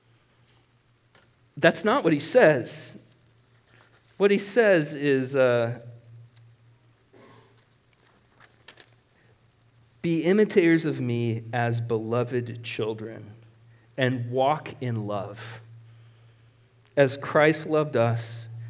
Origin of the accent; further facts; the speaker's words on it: Marshalltown, Iowa, United States; I was born in Marshalltown Hospital. That's where I was born.